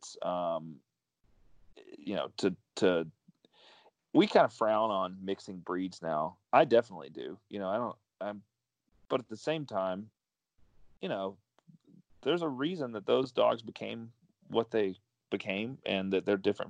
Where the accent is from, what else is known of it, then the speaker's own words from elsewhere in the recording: Mississippi, United States; also born or lived in Dallas, Texas; I was brought up here in Mississippi